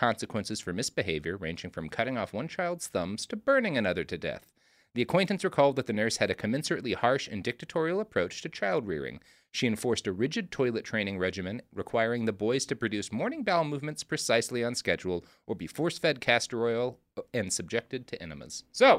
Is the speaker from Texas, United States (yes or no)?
yes; Dallas, Texas, United States; born or raised there; also born or lived in Oklahoma